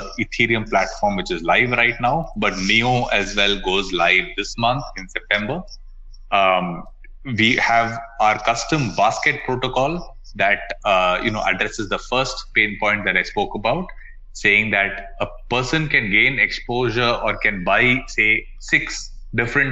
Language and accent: English; Bangalore, Karnataka, India; I'm from basically from Bangalore in India